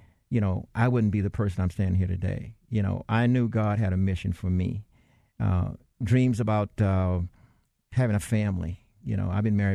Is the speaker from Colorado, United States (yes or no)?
no; Atlanta, Georgia, United States; also born or lived in Dalton, Georgia; growing up in the South and suburbs of Atlanta and Linwood Park, which people ask me where I'm from, I said Linwood Park.